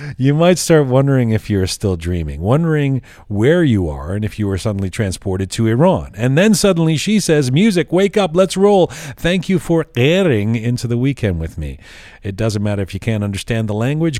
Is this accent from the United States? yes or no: no; Canada; where are you from? And I'll say, Canada